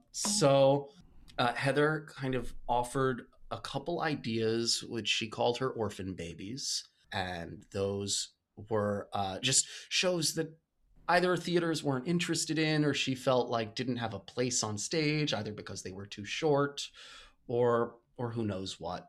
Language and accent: English; Port Washington, New York, United States; also born or lived in Pittsburgh; I grew up in Port Washington, uh, Long Island